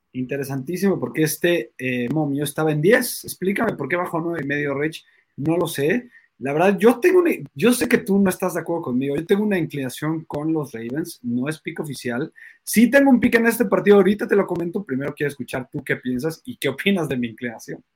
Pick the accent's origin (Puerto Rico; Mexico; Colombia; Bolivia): Mexico; nosotros somos mexicanos